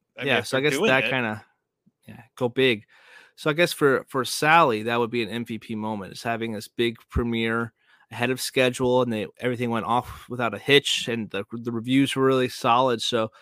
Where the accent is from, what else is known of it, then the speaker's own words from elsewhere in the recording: Joplin, Missouri, United States; I am from Joplin.